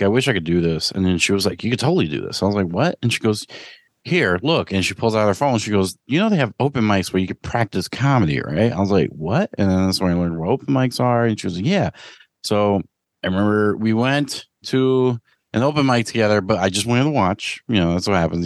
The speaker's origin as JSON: {"language": "English", "town": "New York City", "region": "New York", "country": "United States", "tie": "born or raised there", "said": "growing up in New York City"}